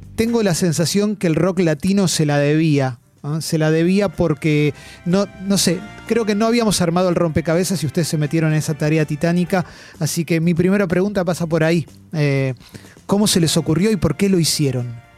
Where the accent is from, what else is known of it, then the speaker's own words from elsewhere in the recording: Argentina; acá somos tres argentinos